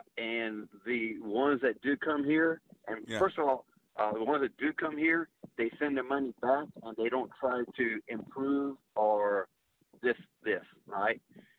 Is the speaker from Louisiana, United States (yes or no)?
yes; Lake Charles, Louisiana, United States; I grew up in Lake Charles, Louisiana, during the Civil Rights Movement and everything.